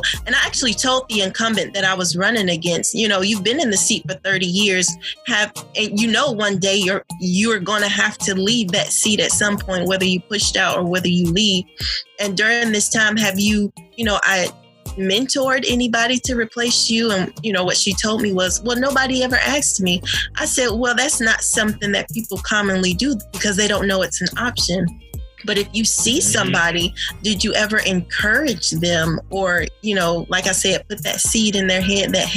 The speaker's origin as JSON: {"language": "English", "area": "DeKalb County", "region": "Georgia", "country": "United States", "tie": "born or raised there", "said": "I was raised in DeKalb County, raising my children here."}